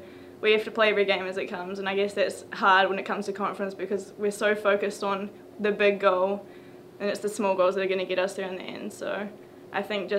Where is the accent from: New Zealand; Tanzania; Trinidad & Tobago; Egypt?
New Zealand; moved away as an adult; now in Tennessee, United States; I'm from New Zealand